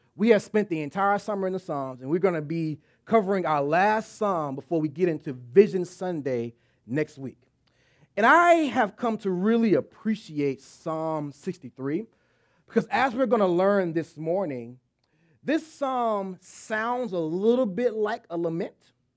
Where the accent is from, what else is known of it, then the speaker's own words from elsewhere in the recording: Texas, United States; moved away; I'm from Texas